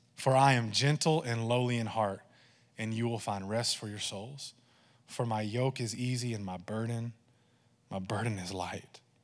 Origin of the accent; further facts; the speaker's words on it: Texas, United States; I say y'all a lot, and I'm Texan